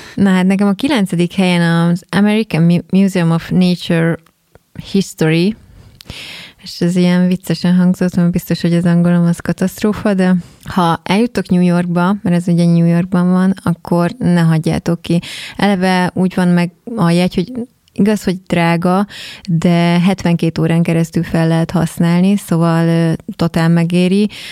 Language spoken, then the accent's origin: Hungarian; Keszthely, Zala, Hungary; mi is keszthelyiek vagyunk